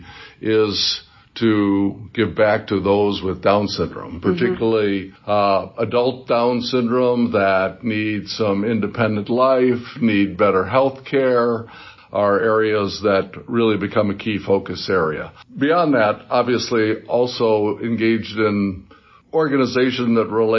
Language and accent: English; Gary, Indiana, United States; I grew up in Gary, Indiana, so it was a steel mill town